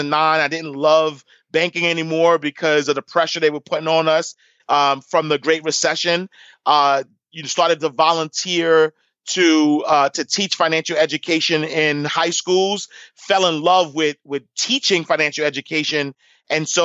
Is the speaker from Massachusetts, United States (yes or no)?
no; New York City, New York, United States; I grew up in Harlem. Like you mentioned, I grew up in St. Nicholas Projects, 129th Street and 8th Avenue